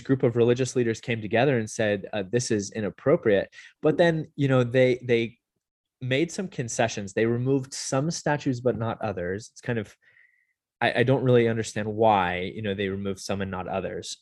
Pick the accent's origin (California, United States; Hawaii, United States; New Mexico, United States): California, United States; Southern; moved away as an adult; also born or lived in Utah; now in Las Vegas, United States; I grew up mm. in uh, Southern California